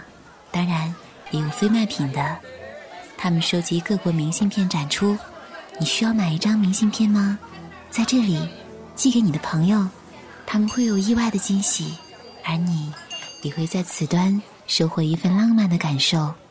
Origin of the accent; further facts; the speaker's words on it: Chengdu, Sichuan, China; 这里是成都，一座来了就不想离开的城市，这里是我的家乡。